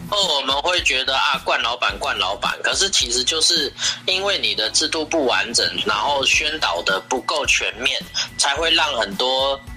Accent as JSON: {"language": "Chinese", "country": "Taiwan", "said": "我们台湾人"}